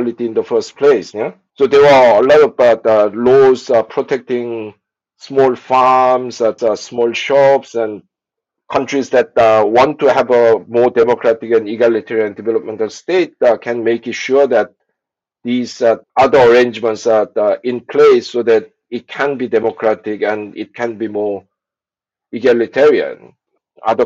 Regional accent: South Korea; I was born in South Korea in the early 60s

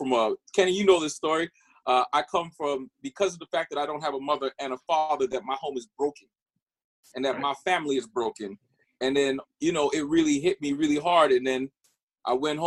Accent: Toronto, Ontario, Canada; I'm born and raised in Scarborough, Ontario

